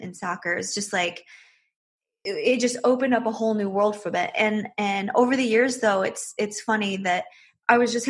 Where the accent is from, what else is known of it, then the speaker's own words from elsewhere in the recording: Michigan, United States; moved away as an adult; now in Las Vegas, United States; I grew up in Michigan